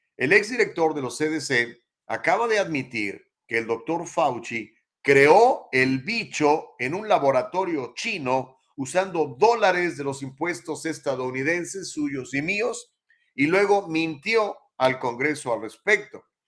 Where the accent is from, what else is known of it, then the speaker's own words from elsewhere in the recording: Mexico; accent: Mexican accent; now in United States; Perdón por mi acento gringo, Mexican accent